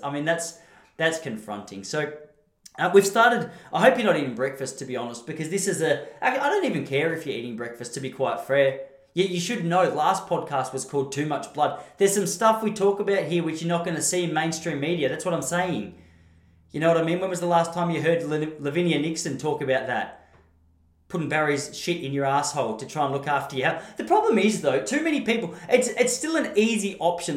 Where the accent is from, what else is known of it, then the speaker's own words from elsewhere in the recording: Australia; I'm an Aussie.